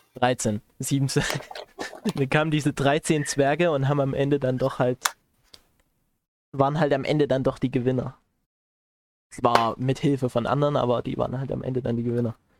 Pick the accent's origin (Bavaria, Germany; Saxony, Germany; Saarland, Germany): Saxony, Germany; Chemnitz; also born or lived in Erzgebirge; wo ich herkomme. Ich sagte aus aus Chemnitz